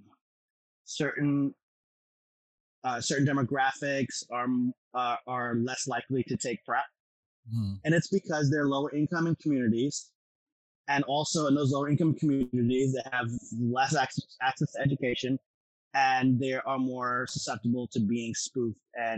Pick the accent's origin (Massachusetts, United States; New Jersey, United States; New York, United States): New York, United States; New York City; I am from Jackson Heights, Queens, New York City